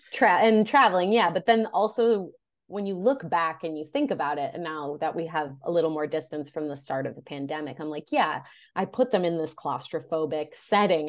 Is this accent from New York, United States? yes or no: no; Oak Forest, Illinois, United States; I grew up in the Chicagoland area, from a little town called Oak Forest, Illinois